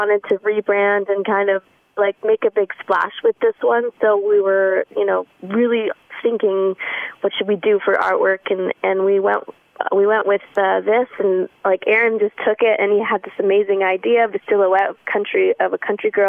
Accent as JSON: {"language": "English", "town": "Ottawa", "region": "Ontario", "country": "Canada", "tie": "born or raised there", "said": "my hometown, Ottawa"}